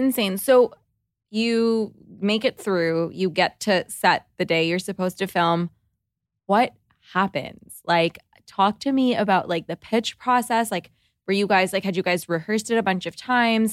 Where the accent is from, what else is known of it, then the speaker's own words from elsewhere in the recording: Toronto, Ontario, Canada; we're from Toronto